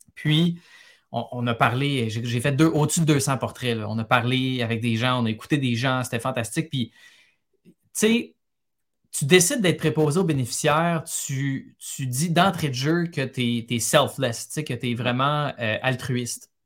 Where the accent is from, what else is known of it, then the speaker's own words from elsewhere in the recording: Montreal, Quebec, Canada; Je suis né, j'ai grandi à Montréal. C'est une ville que, j'ai quittée, mais que, j'adore à cause des souvenirs